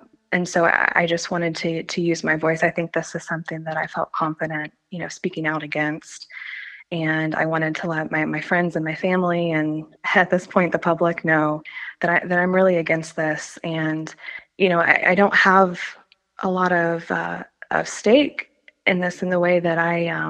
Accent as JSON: {"language": "English", "town": "Muncie", "region": "Indiana", "country": "United States", "tie": "born or raised there", "said": "I was born here in Muncie, and I continue to live here"}